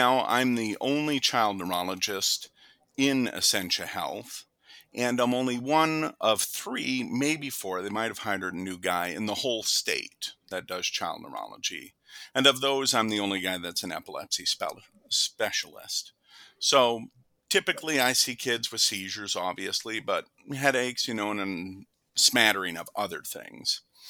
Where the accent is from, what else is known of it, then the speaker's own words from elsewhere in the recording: Fargo, North Dakota, United States; also born or lived in St. Louis, Missouri; So I was born and raised in Fargo, North Dakota